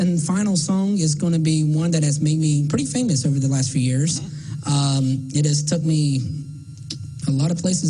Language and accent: English; Salisbury, North Carolina, United States; my friends at my hometown church, Gospel Light Baptist Church in Salisbury, North Carolina